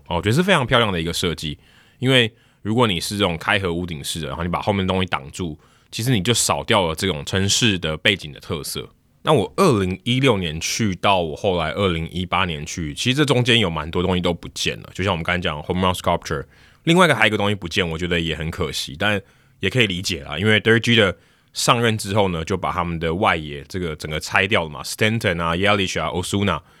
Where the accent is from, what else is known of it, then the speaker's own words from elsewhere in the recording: Taiwan; 我是从台湾来的